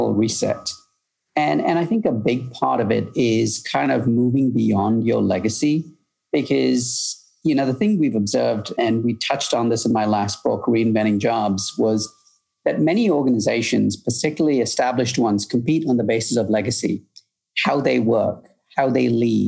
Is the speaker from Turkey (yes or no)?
no; United Kingdom; moved away as an adult; also born or lived in Malaysia; now in Chicago, United States; I grew up in the UK